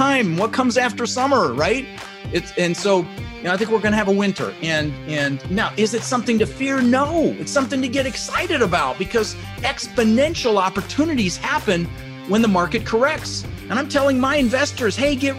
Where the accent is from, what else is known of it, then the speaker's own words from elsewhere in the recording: Denver, Colorado, United States; also born or lived in Netherlands; we ended up in Denver, Colorado, and we grew up struggling